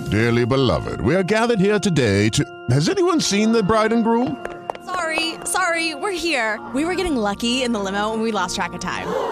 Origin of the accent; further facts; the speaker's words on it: Memphis, Tennessee, United States; moved away; I'm from Memphis down the road